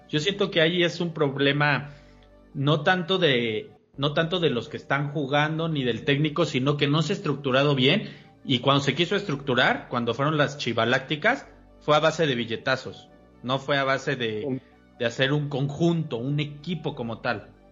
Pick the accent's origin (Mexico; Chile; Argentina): Mexico; Puebla; siendo poblano